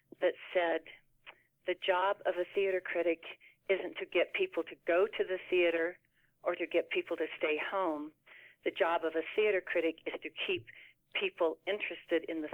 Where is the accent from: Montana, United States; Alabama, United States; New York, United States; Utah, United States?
Utah, United States; Moab; I grew up in Moab